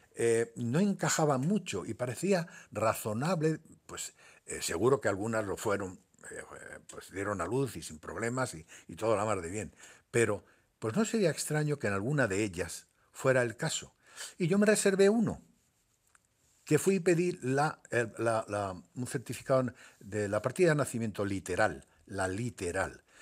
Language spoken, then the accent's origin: Spanish; Tetouan, Tanger-Tetouan-Al Hoceima, Morocco; also born or lived in Larache, Morocco / Seville, Spain / Málaga, Spain; now in Spain; yo soy nacido en, Marruecos, mm. nací en Larache y me quería en Tetuán